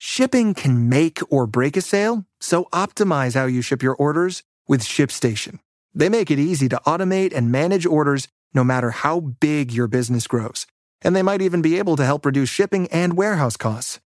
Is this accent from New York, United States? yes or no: no; Kansas City, Kansas, United States; accent: Kansas; moved away; growing up in Kansas City